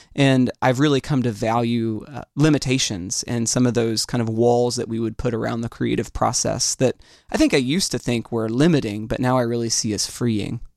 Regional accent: Orlando, Florida, United States; I am from Orlando. This is, uh, this is my home, and it's where I, um, have chosen to be

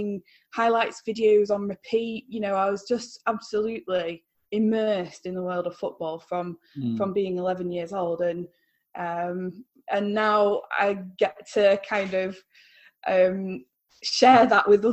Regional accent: Stockport, North West England, United Kingdom; I was like really proud to support my hometown club, even though it was a smaller club.

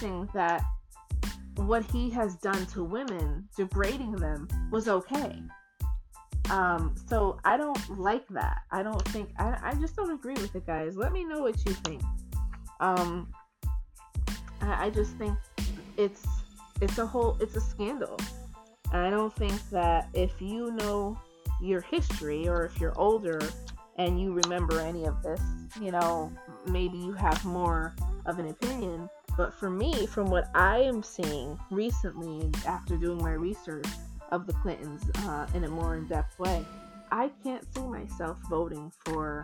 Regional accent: United States; we as American people

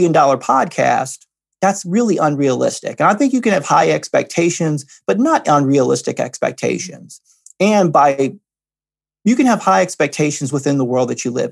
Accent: Midwest, United States; I grew up in the Midwest, and the Midwest is blue collar, working very hard

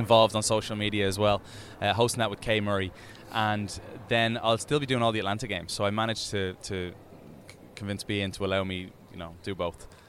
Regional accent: Dublin, Leinster, Ireland; moved away; when I grew up over in Dublin.

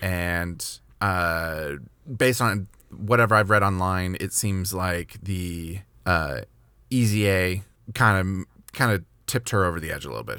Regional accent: Kentucky, United States; I was born in Kentucky

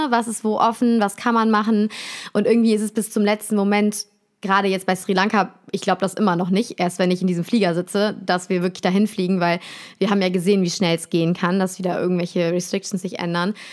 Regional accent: Cologne, North Rhine-Westphalia, Germany; also born or lived in Bonn; Ja, ich komme, ich bin Kölsche Mädchen

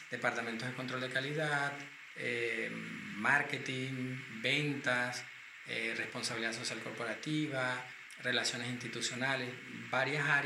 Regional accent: Caracas, Capital District, Venezuela; moved away as an adult; now in Madrid, Spain; nací en Caracas, Venezuela. Hace un montón de años, ya en 1971, ya soy un adulto contemporáneo cercano a los 50.

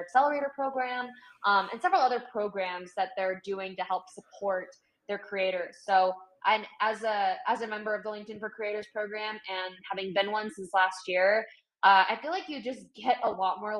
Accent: Northern California, United States; I grew up in Northern California

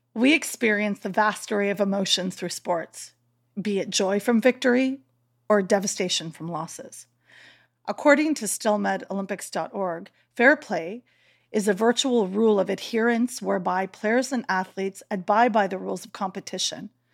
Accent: North Shore, Prince Edward Island, Canada; I'm from the Northwest Shore there, that's where I am, and I consider home

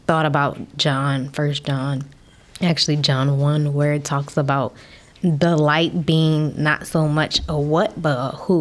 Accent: Baltimore, Maryland, United States; also born or lived in Dallas; I am a native of the great Baltimore, Maryland

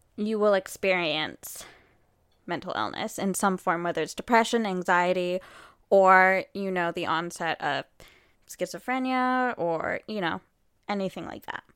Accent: Canada; we are Canadian

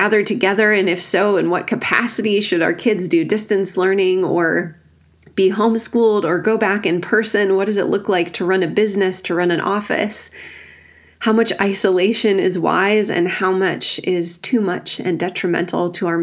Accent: rural Wisconsin, United States; I grew up in the Evangelical Free Church in rural Wisconsin

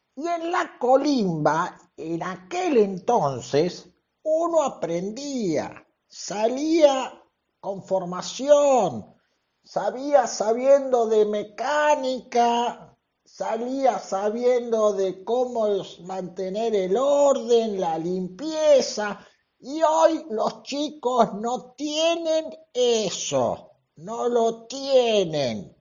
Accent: Venezuela; moved away as an adult; now in Buenos Aires, Argentina; soy de Venezuela, pero vivo hace cinco años en Buenos Aires y voto aquí

